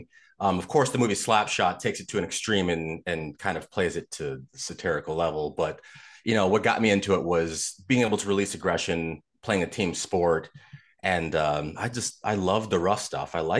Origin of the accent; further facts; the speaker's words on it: outside of Chicago, Illinois, United States; moved away as an adult; also born or lived in Des Moines, Iowa / South Florida; I grew up outside of Chicago